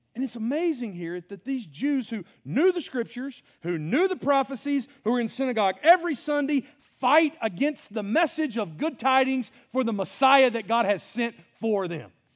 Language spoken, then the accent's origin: English; Mississippi, United States; I'm from Mississippi